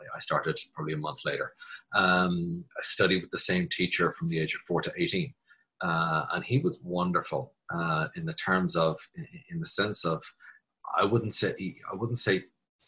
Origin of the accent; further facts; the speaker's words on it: Dublin, Leinster, Ireland; moved away as an adult; now in New York, United States; I was born in Dublin, raised in Dublin, and I moved to New York in 1999.